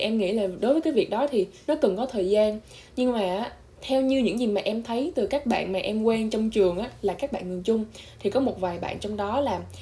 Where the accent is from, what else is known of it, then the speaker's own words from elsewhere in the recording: Vietnam; moved away; mình là người Việt duy nhất trong trường